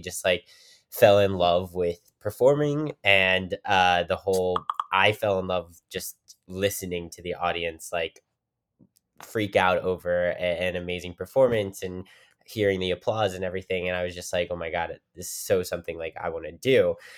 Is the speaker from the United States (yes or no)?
yes; Weirton, West Virginia, United States; also born or lived in Pittsburgh, Pennsylvania; I, I'm from Weirton, West Virginia